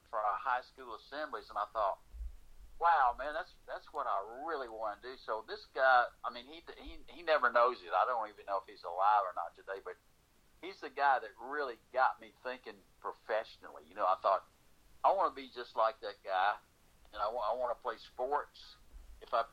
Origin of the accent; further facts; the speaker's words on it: Memphis, Tennessee, United States; moved away as an adult; also born or lived in Nashville, Tennessee; I'm from Memphis, Tennessee, and I pretty much grew up there. I moved to Nashville in 69